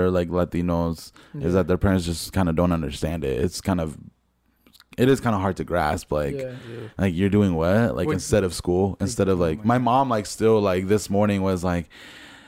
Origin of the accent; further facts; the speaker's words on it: Fresno, California, United States; I'm from Fresno area